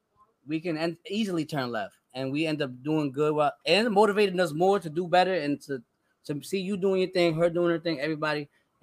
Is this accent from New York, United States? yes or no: yes; Newburgh, New York, United States; We grew up in City Newburgh, so we don't see it at all.